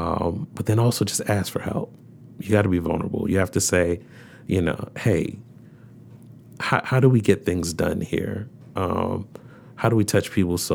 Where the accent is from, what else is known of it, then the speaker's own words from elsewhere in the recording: Baltimore, Maryland, United States; Had a very diverse experience growing up in Baltimore.